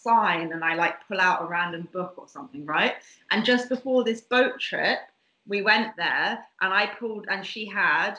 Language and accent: English; Bermuda; I grew up in Bermuda